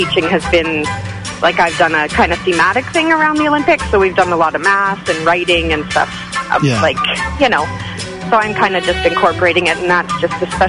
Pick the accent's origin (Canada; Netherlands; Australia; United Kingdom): Canada; pride in being a Canadian